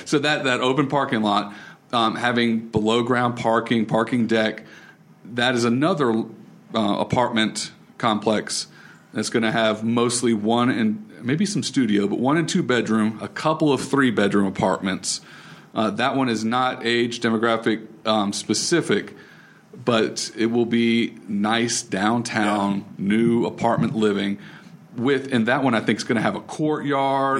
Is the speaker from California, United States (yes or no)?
no; Raleigh, North Carolina, United States; I grew up in Raleigh